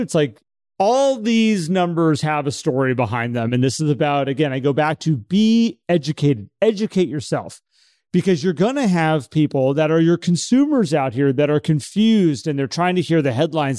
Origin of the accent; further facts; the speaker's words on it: San Francisco, California, United States; moved away; It's my hometown, born there